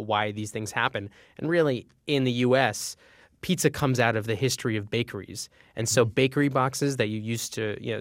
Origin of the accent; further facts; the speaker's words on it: Northeast, United States; growing up in the Northeast